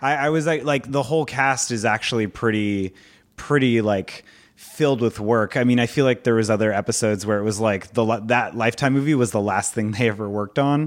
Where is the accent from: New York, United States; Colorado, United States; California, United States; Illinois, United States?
California, United States; Orange County; I grew up in Orange County with all, like, Asian and Indian friends